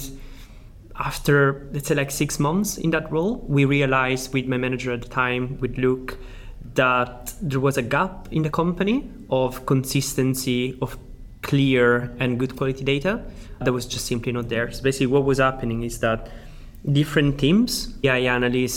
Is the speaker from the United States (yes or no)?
no; Sicily, Italy; accent: Italian; English is a second language; moved away; I am Italian. I'm actually from Sicily